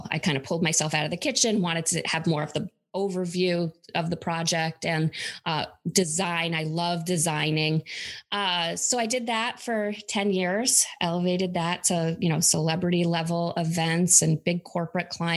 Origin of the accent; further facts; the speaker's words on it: upstate New York, United States; I grew up in upstate New York.